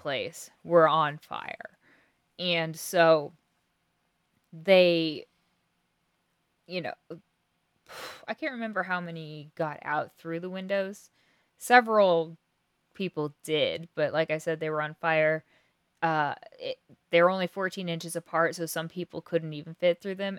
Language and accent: English; Kansas, United States; we're from Kansas